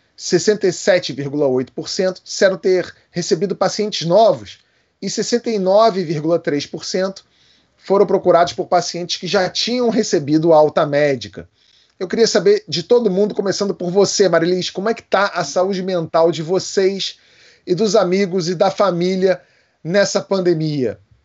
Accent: Rio de Janeiro, Brazil; Como carioca

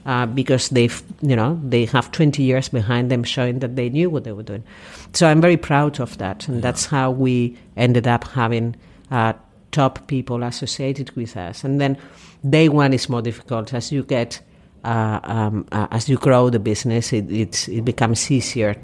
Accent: Bilbao, Basque Country, Spain; moved away as an adult; also born or lived in Madrid; now in London, United Kingdom; I'm from Bilbao, originally from the Basque region

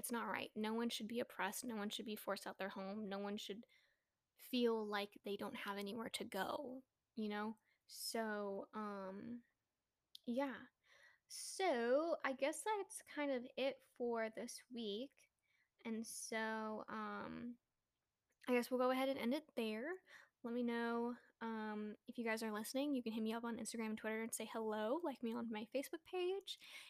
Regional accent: Philippines; even as a Filipino

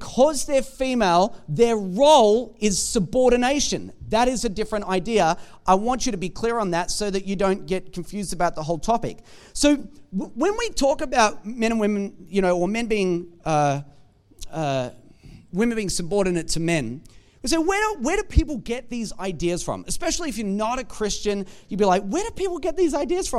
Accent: Australia; we're Australian.

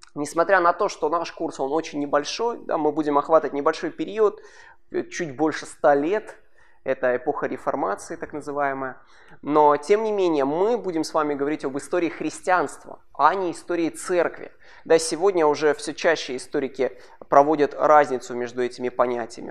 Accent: Kharkiv, Kharkiv Oblast, Ukraine; Родился я вырос в Харькове

